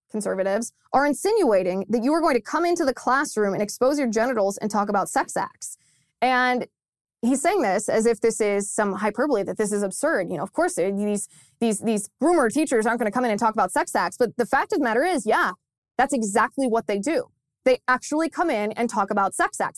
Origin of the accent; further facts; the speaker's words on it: Ohio, United States; my home state of Ohio